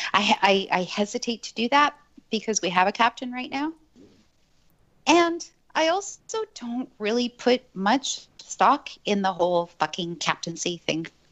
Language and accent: English; Montreal, Quebec, Canada; moved away; I grew up in Montreal, right? I think that I'm the only one of us that has lived in Montreal